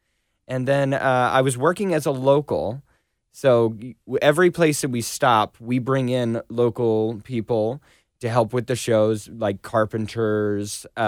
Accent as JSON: {"language": "English", "town": "Springfield", "region": "Missouri", "country": "United States", "also_born_or_lived": "New York", "moved": "as an adult", "said": "I was originally from Springfield, Missouri."}